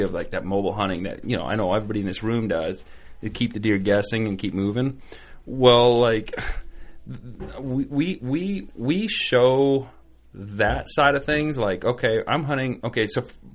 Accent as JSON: {"language": "English", "region": "Wisconsin", "country": "United States", "said": "we're being from Wisconsin, I mean, a big piece by us is like 20 acres"}